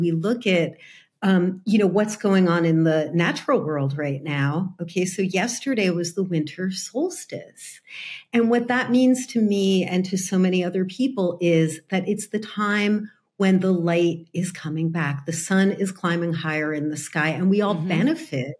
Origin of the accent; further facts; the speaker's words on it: New Jersey, United States; moved away as an adult; now in California, United States; I grew up in New Jersey.